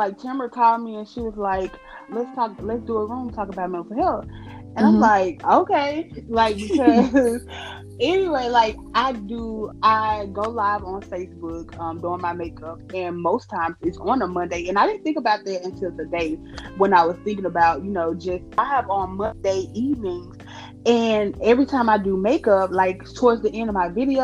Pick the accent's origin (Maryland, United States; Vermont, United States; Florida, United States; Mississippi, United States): Mississippi, United States; Cleveland; I am originally from Cleveland, Mississippi